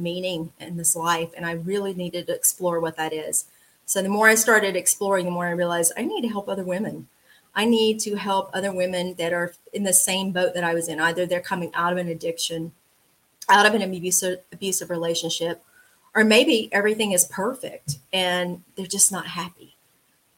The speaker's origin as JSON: {"language": "English", "town": "LaGrange", "region": "Georgia", "country": "United States", "tie": "born or raised there", "also_born_or_lived": "Atlanta area, Georgia", "said": "I am from LaGrange, Georgia, which is a town about an hour and a half south of Atlanta. Very, very small town. I was born and raised there"}